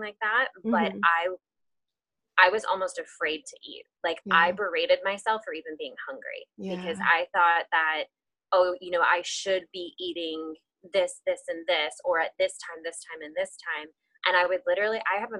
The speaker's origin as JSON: {"language": "English", "region": "Texas", "country": "United States", "tie": "born or raised there", "also_born_or_lived": "Tennessee", "moved": "as an adult", "lives_now": "Charlotte, United States", "said": "I grew up in Texas"}